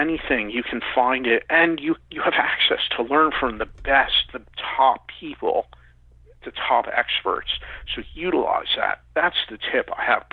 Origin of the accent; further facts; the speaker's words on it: Philadelphia, Pennsylvania, United States; I'm from Philadelphia